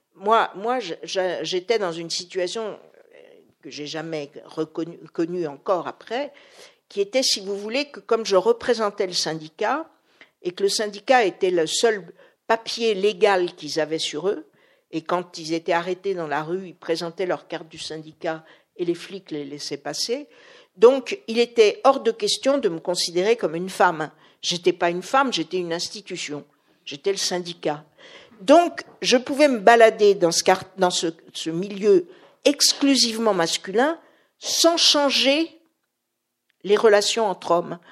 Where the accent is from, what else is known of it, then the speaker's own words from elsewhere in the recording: Paris, Île-de-France, France; je suis parisienne